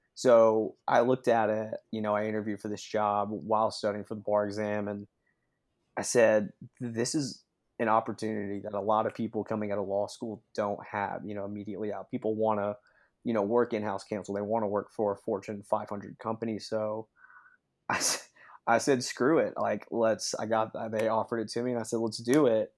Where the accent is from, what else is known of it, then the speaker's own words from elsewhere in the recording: Sevierville, Tennessee, United States; also born or lived in Knoxville, Tennessee / Omaha, Nebraska; I grew up, uh, over in Sevierville, Tennessee, uh, about forty-five minutes out of Knoxville